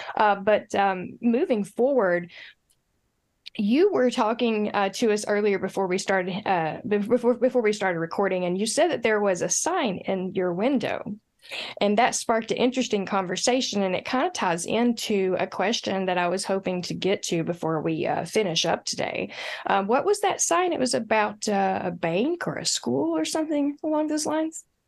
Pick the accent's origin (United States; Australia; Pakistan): United States; Appalachia; I'm Appalachian.